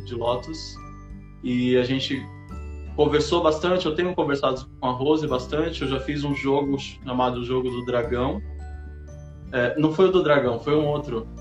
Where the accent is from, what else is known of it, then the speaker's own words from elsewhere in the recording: São Paulo, Brazil; eu sou de São Paulo